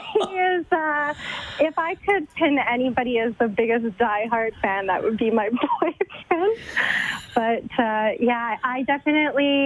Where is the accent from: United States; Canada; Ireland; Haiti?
Canada; Edmonton, Alberta; I'm born and raised in Edmonton, so grew up being an Oilers fan